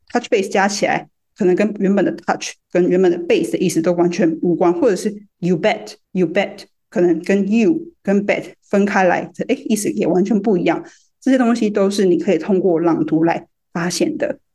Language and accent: Chinese; Taiwan; moved away as an adult; 在台湾出生、出长